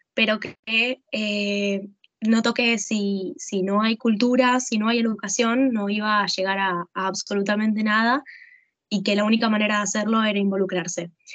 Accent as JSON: {"language": "Spanish", "country": "Argentina", "tie": "born or raised there", "said": "durante mi adolescencia en Argentina"}